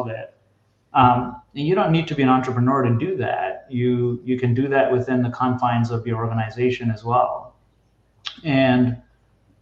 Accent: United States; I'm from Jersey/New York originally.

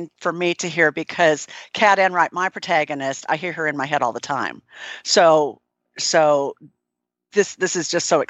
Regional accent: Minnesota, United States; now in Nashville, United States; I'm from Minnesota originally, and I've been in Nashville, Tennessee now for over 30 years.

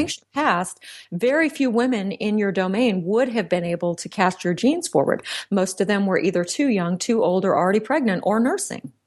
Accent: Central Texas, United States; I was raised in Central Texas

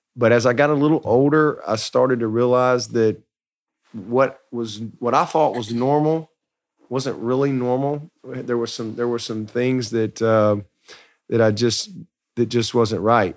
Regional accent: Alabama, United States; I grew up in Alabama, baby of three boys

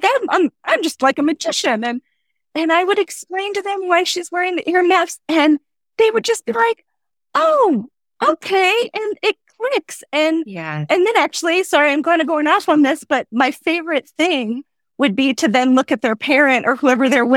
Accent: Nebraska, United States; moved away as an adult; I grew up in Nebraska, but I married my high school sweetheart, and he got commissioned into the military. So we have been traveling around the country.

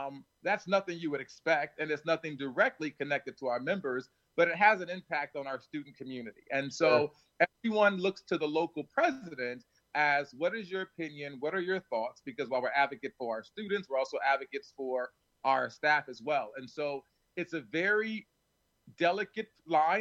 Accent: Plainfield, New Jersey, United States; I grew up in Plainfield. I may be one of the rare presidents who actually is serving the community where they grew up.

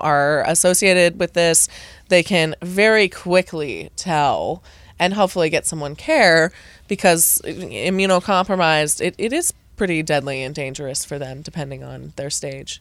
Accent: United States; as an American

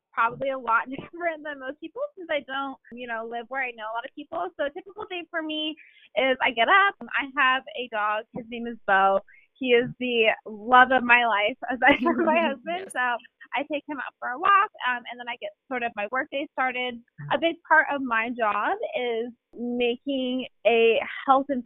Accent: Southern California, United States; moved away as an adult; now in Virginia, United States; I grew up in Southern California.

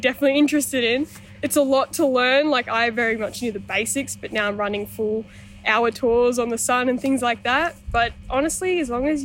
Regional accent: Toowoomba, Queensland, Australia; moved away as an adult; from Toowoomba, so not too far out of here

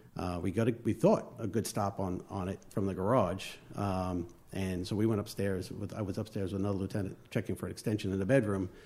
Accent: Long Island, New York, United States; accent: northern; moved away; also born or lived in West Babylon / West Islip; I'm from New York, uh, Long Island, um, born and raised

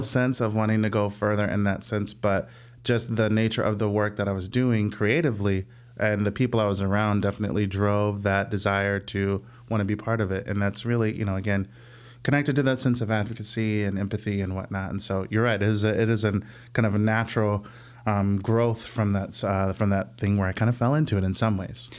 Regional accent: Illinois suburbs of St. Louis, United States; moved away as an adult; now in Chicago, United States; I'm from Saint Louis

